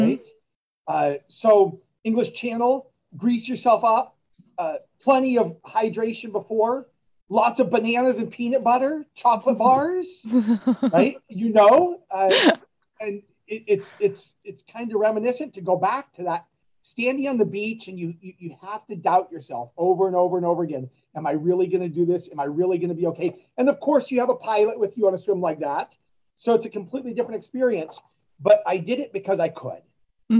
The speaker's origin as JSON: {"language": "English", "region": "Southern California", "country": "United States", "tie": "born or raised there", "said": "bred, raised, and, and, and uh, growing up in Southern California"}